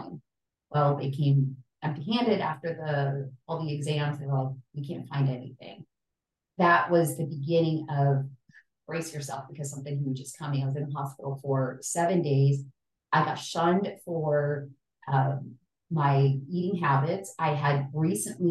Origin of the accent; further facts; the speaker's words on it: El Salvador; I grew up in El Salvador in the middle of struggle